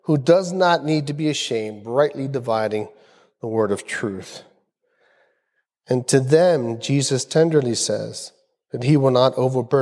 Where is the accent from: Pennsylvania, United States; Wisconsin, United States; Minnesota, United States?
Pennsylvania, United States; Philadelphia; growing up in the South Philly projects in the 60s and 70s